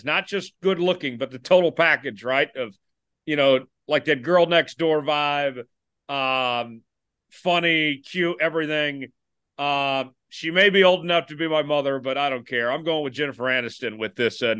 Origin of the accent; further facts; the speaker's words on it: Oklahoma, United States; my home state of Oklahoma